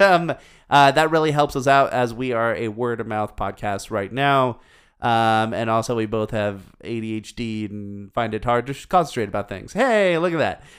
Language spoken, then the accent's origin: English; United States; As an American